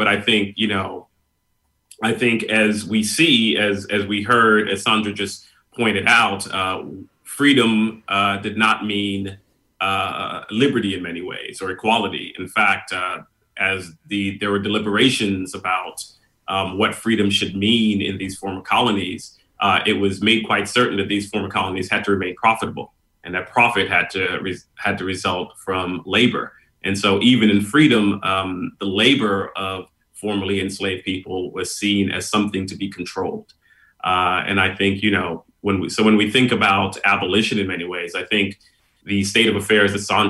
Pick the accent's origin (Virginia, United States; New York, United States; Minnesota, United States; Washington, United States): New York, United States; New York City; also born or lived in Trinidad / Houston, Texas; And I was born in New York City, but I ended up being sent back to live in Trinidad for 6 or 7 years with my grandparents. From there, I returned to New York, where there was this very large and vibrant West Indian community and family.